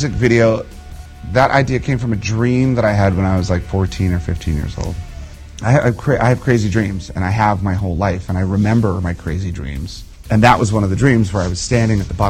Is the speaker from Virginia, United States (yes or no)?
yes; just outside Washington, D.C., Virginia, United States; I grew up in Virginia, just outside of Washington, D.C.